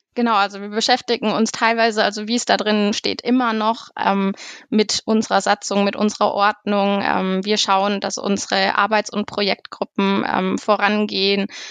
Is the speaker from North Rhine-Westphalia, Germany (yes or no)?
no; Neuendettelsau, Bavaria, Germany; Ich komme aus Neuen-Dettelsau im Kreisverband Ansbach, dem Bezirk Obermittelfranken